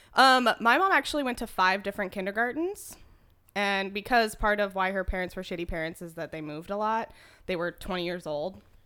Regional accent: Spokane, Washington, United States; I was born and raised in Spokane, Washington

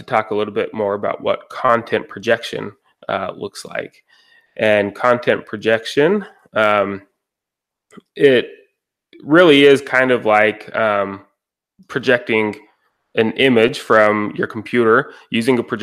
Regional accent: Roy, Utah, United States; I'm from Roy, Utah. It's about a half hour north of Salt Lake City, Utah.

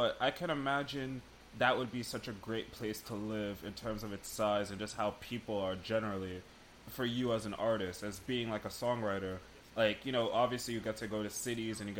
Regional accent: United Kingdom; now in United States; So I grew up in the UK. I was born here in America, but I grew up in the UK

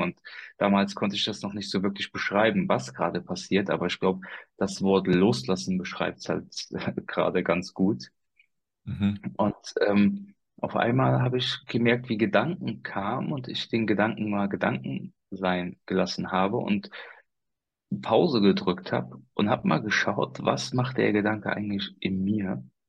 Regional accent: Koblenz, Rhineland-Palatinate, Germany; hier in meiner Region, wo ich herkomme, also aus dem Raum Koblenz

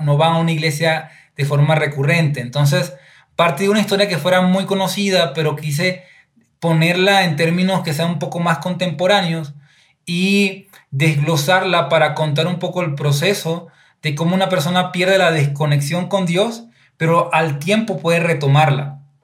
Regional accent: Venezuela; moved away as an adult; now in Ecuador; soy venezolano, llegué hace seis años aquí a Ecuador.

